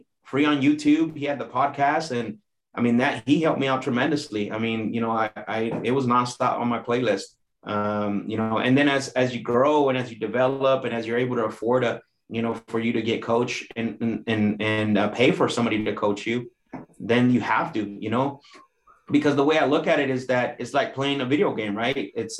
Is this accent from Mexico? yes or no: yes; Mexico; born there; obviously I was born in Mexico, and most of my family, you know, are from Mexico.